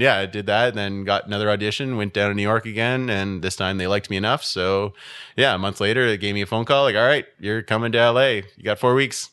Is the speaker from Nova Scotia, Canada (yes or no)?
no; Ottawa, Ontario, Canada; also born or lived in Aylmer; I grew up in Ottawa. I've only ever lived in Ottawa